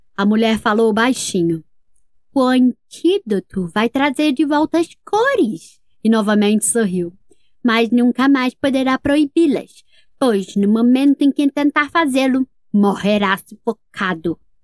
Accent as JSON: {"language": "Portuguese", "town": "Brasília", "region": "Federal District", "country": "Brazil", "said": "eu sou de Brasília, Distrito Federal"}